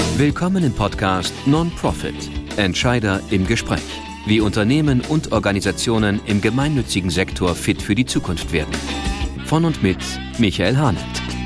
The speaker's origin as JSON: {"language": "German", "town": "Schenefeld", "region": "Schleswig-Holstein", "country": "Germany", "tie": "born or raised there"}